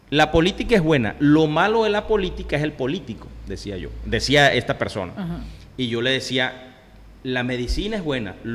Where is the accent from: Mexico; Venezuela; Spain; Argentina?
Venezuela; yo soy un venezolano de a pie igual que todo el mundo. Yo tengo aquí tres años y tanto, ¿verdad?